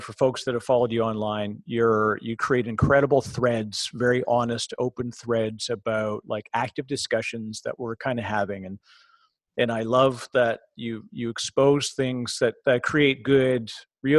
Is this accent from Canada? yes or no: yes; Toronto, Ontario, Canada; also born or lived in Vancouver; now in New Jersey, United States; I'm originally from Toronto